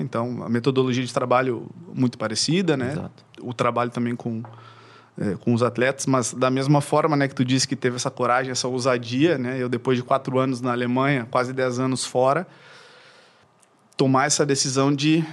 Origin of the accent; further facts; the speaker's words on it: Uruguaiana, Rio Grande do Sul, Brazil; now in Porto Alegre, Brazil; eu sou natural de Uruguaiana, que é uma cidade eh, do interior aqui do Rio Grande do Sul. E eu vim para cá quando eu tinha para cá para Porto Alegre, digo, né, quando eu tinha eh, ali na transição de 13 para 14 anos